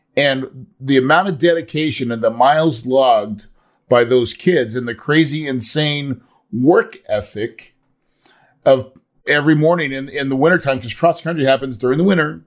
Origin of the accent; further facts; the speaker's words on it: the Ozarks, United States; I grew up in the Ozarks